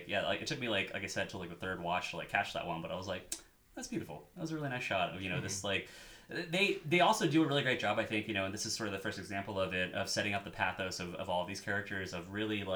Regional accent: Midwest, United States; moved away; I'm from the Midwest.

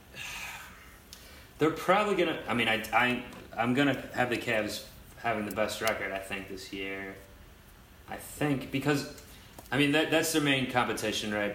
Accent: Cleveland, Ohio, United States; now in New York, United States; my hometown, like where I'm from, is Cleveland, obviously, but I've lived out here in New York

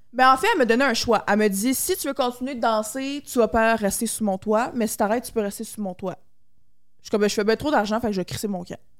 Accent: Mascouche, Quebec, Canada; moi, j'étais une petite fille, genre de banlieue. Moi, je viens de Mascouche

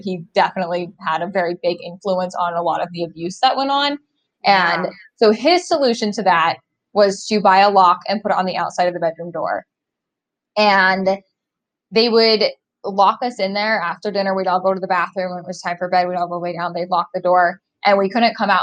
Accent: Bountiful, Utah, United States; where I grew up in Utah and Bountiful and like Woods Cross area

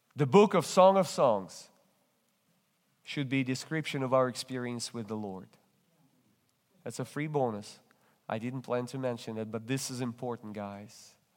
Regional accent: Russia; English is a second language; now in United States; I'm originally come from Russia. That's why you detect this accent

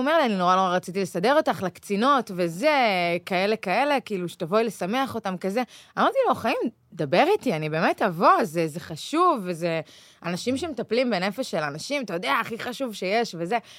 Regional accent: Israel; now in Tel Aviv, Israel; מושבניקית לשעבר

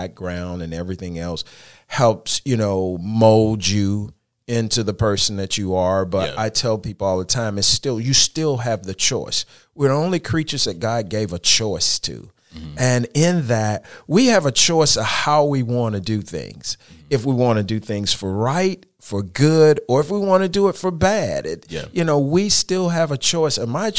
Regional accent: Charlotte, North Carolina, United States; I am originally from Charlotte, and I grew up in a part of Charlotte called Brooklyn.

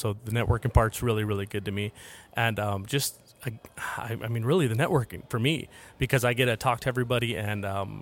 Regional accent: Jacksonville, Florida, United States; I'm from Jacksonville, Florida.

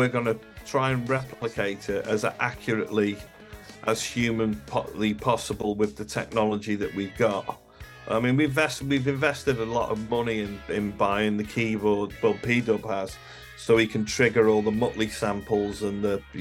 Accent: Liverpool, North West England, United Kingdom; I was born in Liverpool, so my home city

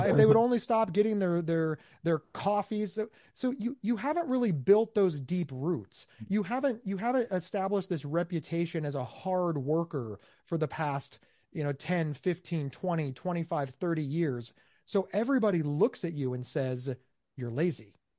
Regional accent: United States; I'm from America

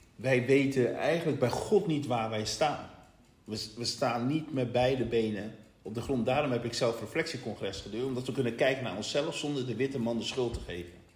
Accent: Rotterdam, South Holland, Netherlands; wij komen uit Rotterdam

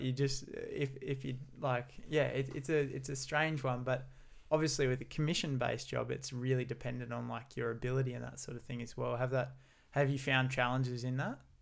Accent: Gold Coast, Queensland, Australia; growing up on the Gold Coast for myself and never having left here.

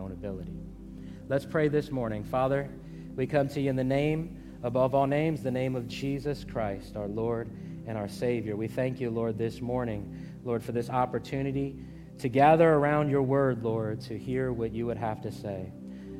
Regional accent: Hampton Roads, Virginia, United States; I grew up in Hampton Roads, and I grew up on the water

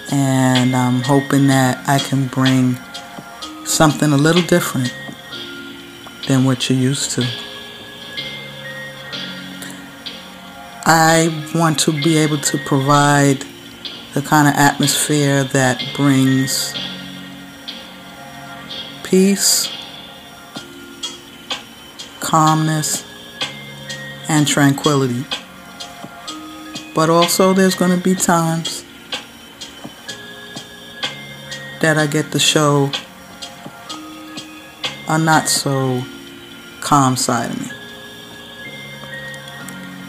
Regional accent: New York City, New York, United States; I am a born and bred New York chick through and through. My hometown is the BX, the Bronx, home of the Yankees

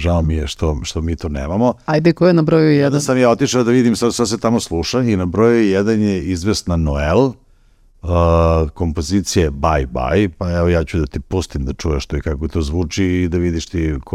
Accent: Serbia; kod nas u Srbiji

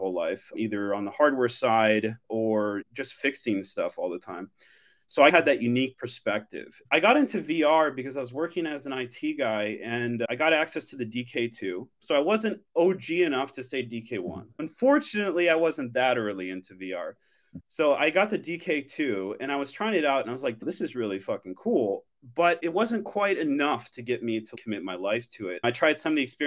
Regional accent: Midwest, United States; moved away as an adult; also born or lived in Colorado / Minnesota / City of Industry, California; now in San Francisco, United States; I was originally from the Midwest. I was from Colorado, Minnesota

